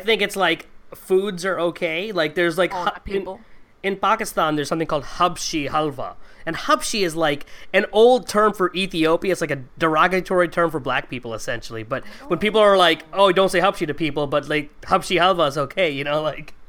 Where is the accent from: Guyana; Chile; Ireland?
Guyana; Because I'm from Guyana, not Jamaica.